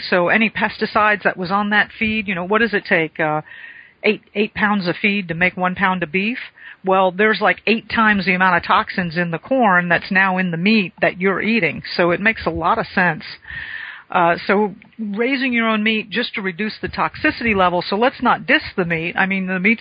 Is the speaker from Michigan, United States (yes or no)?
no; South Florida, United States; moved away; I grew up in South Florida, still got family